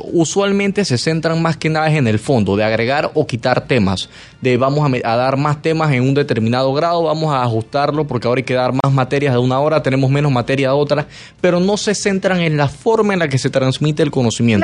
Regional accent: Panama; como panameño

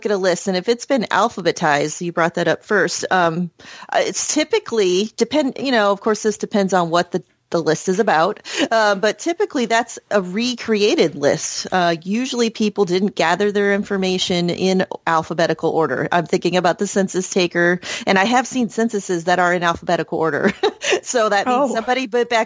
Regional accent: Bowling Green, Ohio, United States; I was born in Bowling Green, Ohio, and that's not very far from the shores of Great Lake Erie

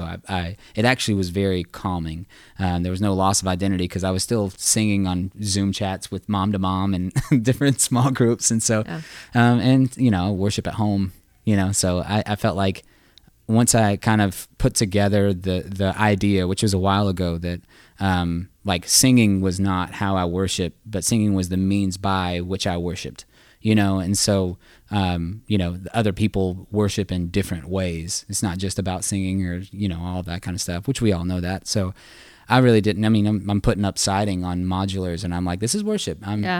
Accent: the South, United States; I grew up in the South. My dad was a contractor, my uncle and electrician and all that.

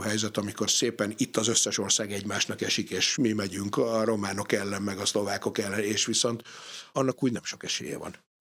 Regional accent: Hungary

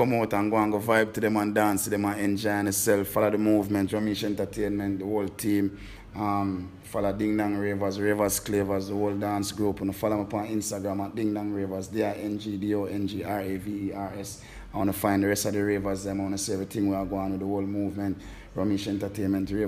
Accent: Kingston, Jamaica; born or raised there

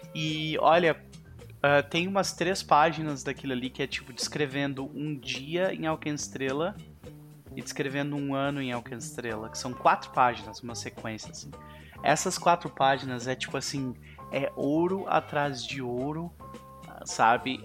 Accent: Viamão, Rio Grande do Sul, Brazil; Na época eu morava em Viamão com a minha família

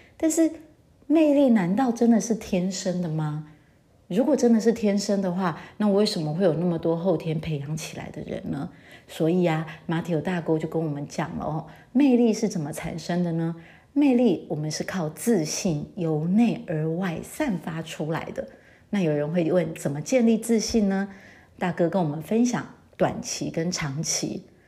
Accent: Taiwan; now in France; 尤其我觉得我们台湾人还蛮在意这一点的

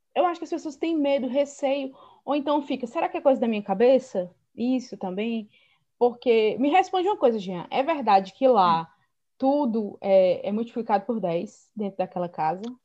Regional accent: Northeast Region, Brazil; eu sou do Nordeste

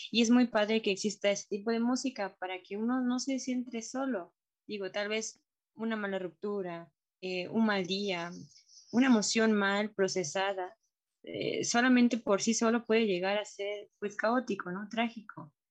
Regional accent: Mexico; como mexicano, yo también podría decir que es un poco más latino

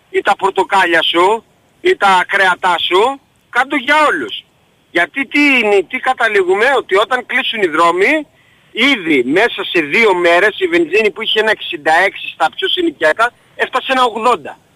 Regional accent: Volos, Thessaly, Greece; είμαι από Βόλο

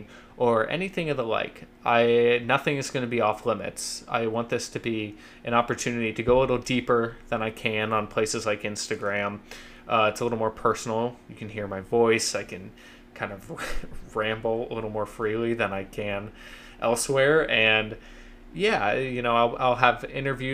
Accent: Columbus, Ohio, United States; moved away as an adult; also born or lived in Athens, Ohio / Cincinnati, Ohio; now in New York City, United States; I'm originally from Columbus, Ohio

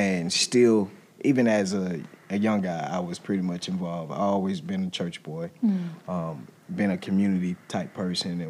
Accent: Milledgeville, Georgia, United States; me growing up in Milledgeville

